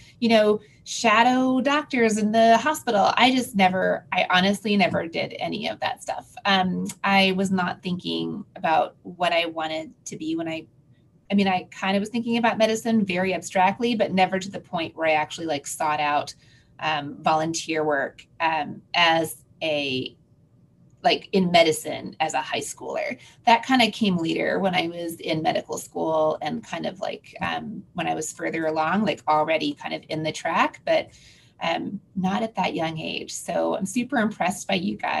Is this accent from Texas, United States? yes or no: yes; Houston, Texas, United States; I'm from Houston, so I actually was born in Houston, raised here, and then kind of went away for my training and came back